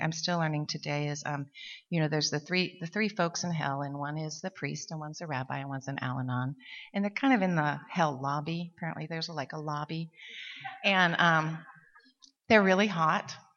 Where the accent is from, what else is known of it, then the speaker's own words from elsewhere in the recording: Montana, United States; now in Seattle, United States; we're from Montana.